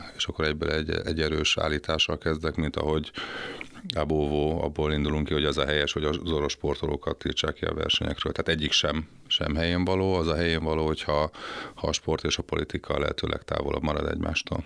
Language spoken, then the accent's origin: Hungarian; Hungary; fölnőttem egy, egy, egy olyan családban, ahol, ahol az volt a divat, hogy hol a zoláokat, hol a, hol a cseheket szittuk, meg, meg a szerbeket, hogy mit műveltek itt